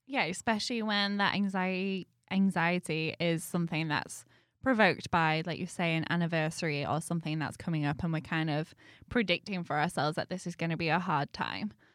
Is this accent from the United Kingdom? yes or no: yes; United Kingdom; moved away; being British